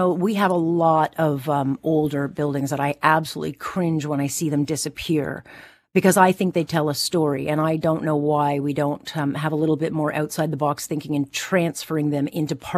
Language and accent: English; Hamilton, Ontario, Canada; I come from Hamilton